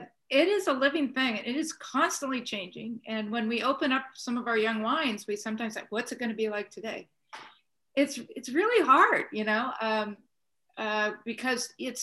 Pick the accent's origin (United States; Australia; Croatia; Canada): Croatia; born or raised there